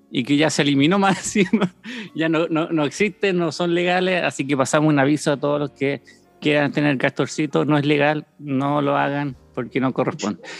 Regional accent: Antofagasta, Chile; born there; also born or lived in Tocopilla / Chañaral / Loncoche / Coyhaique; nací en Antofagasta, pero vivíamos en Tocopilla, ¿ya? Eh, después vivimos en Antofagasta, Chañaral, y de ahí tuvimos como un cambio grande a Loncoche, después Coyhaique

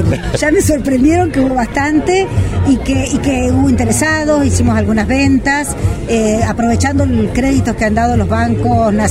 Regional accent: Argentina; Yo soy de yo soy de pueblo, soy de Montemay

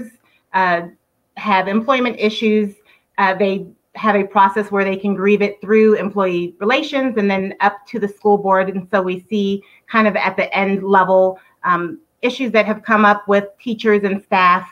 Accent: Virginia Beach, Virginia, United States; I am almost a lifelong Virginia Beach resident. I grew up in Virginia Beach.

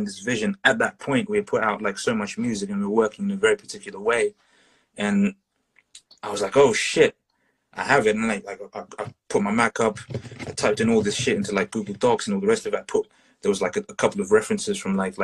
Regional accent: Zimbabwe; moved away; I grew up in Zimbabwe for a period of time in Southern Africa

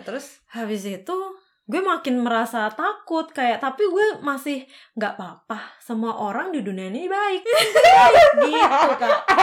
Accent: Tulungagung, East Java, Indonesia; moved away as an adult; now in Germany; aku dari Jawa Timur kota paling selatan oh. namanya Tulungagung

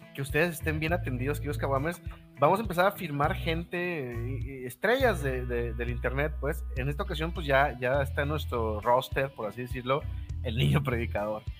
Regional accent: Mexico; como mexicanos

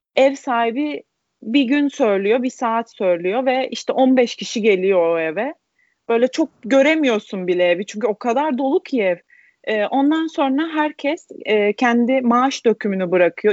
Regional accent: Izmir, Turkey; moved away as an adult; also born or lived in Manisa, Turkey / Wrocław, Poland; now in Madrid, Spain; İzmir doğumluyum. Sadece ilk öğretim kısmını Manisa'da okudum. Ailemin işi dolayısıyla Manisa'ya taşınmıştık. Liseyi ve üniversiteyi İzmir'de devam ettim.

